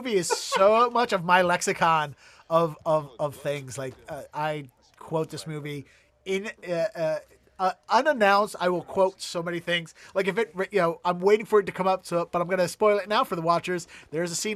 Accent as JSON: {"language": "English", "town": "Baltimore", "region": "Maryland", "country": "United States", "tie": "born or raised there", "moved": "yes", "lives_now": "Boston, United States", "said": "growing up in Baltimore"}